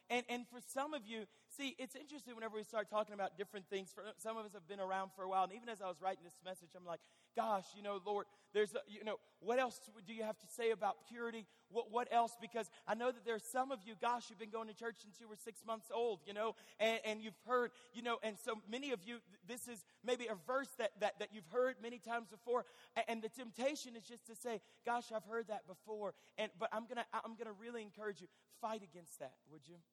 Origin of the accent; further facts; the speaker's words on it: Fort Smith, Arkansas, United States; I'm from Fort Smith, Arkansas.